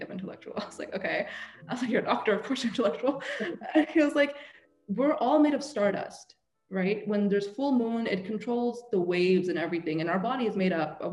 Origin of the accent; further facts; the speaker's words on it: Seattle, Washington, United States; also born or lived in England; I'm from Seattle. We're all hippies